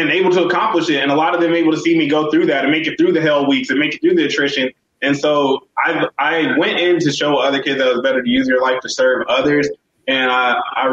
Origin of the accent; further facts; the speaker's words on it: El Paso, Texas, United States; I'm from El Paso, also known as Sun City. It's in Texas, 915